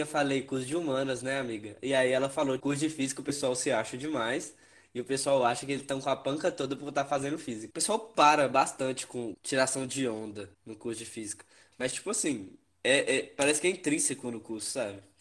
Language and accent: Portuguese; Espinosa, Minas Gerais, Brazil; moved away as an adult; now in Viçosa, Brazil; eu sou de Espinosa, no norte de Minas